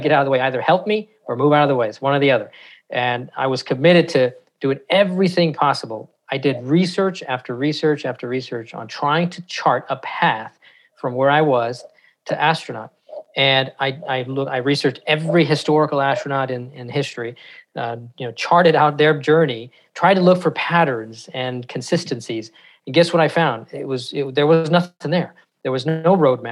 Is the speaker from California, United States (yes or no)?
yes; San Francisco, California, United States; grew up in not the best part of San Francisco